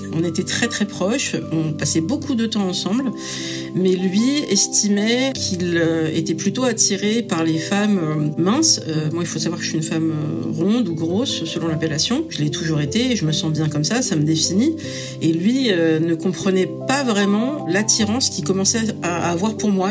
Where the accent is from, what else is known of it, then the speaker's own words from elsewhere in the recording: France; je suis euh, française dans le sens où je suis née en France et c'est ma culture